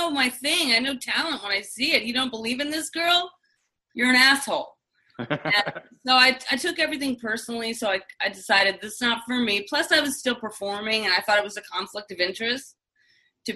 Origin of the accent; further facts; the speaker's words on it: Oceanside, California, United States; now in Sherman Oaks, United States; I'm from Oceanside, California, so I'm a California girl